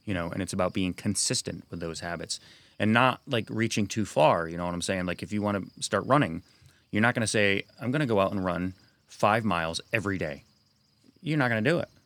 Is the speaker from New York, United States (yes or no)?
yes; Sacandaga Lake, New York, United States; also born or lived in North Carolina / Broadalbin, New York; I grew up there on the Sacondaga Lake between the Catskills and the Adirondacks.